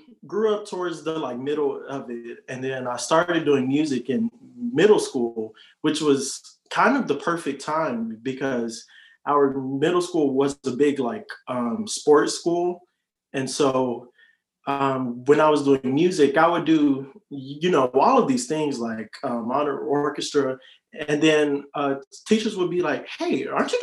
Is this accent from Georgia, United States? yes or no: yes; Riverdale, Georgia, United States; moved away as an adult; now in Columbus, United States; I'm from Riverdale, Georgia